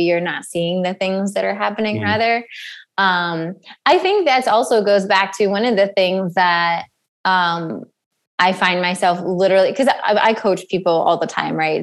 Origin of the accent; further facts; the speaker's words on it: East Coast, United States; I come from the East Coast